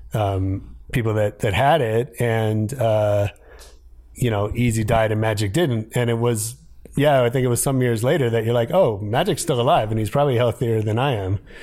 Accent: San Francisco, California, United States; also born or lived in Ohio; I grew up in San Francisco. Um, right. I was actually born in Ohio, but I, I tell people I'm from San Francisco because I got there when I was four

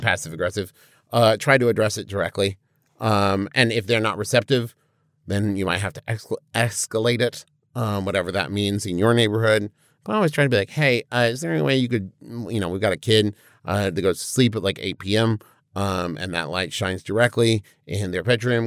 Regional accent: Huntington, West Virginia, United States; we grew up in Huntington, West Virginia

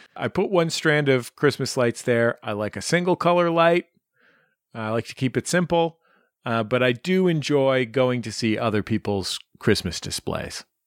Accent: San Francisco, California, United States; growing up in San Francisco

